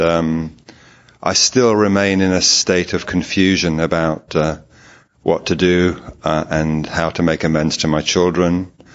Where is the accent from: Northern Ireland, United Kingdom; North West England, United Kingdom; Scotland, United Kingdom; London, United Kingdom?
London, United Kingdom; I'm from London in England